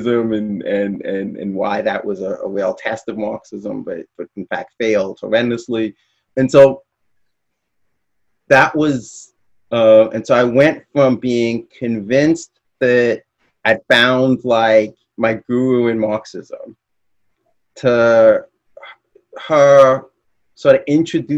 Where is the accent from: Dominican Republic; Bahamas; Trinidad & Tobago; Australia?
Bahamas; moved away as an adult; also born or lived in Midwest, United States; I'm from the Bahamas